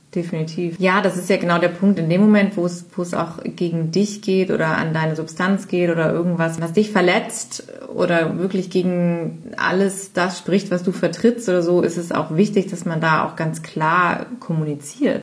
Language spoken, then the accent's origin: German; Cologne area, North Rhine-Westphalia, Germany; also born or lived in United States; ich bin ja aus dem Kölner Raum, aus dem Rhein, also Rheinländern mhm. Gegend